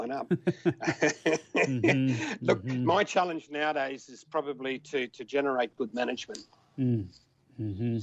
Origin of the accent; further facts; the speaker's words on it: Australia; I was as Australian as Australian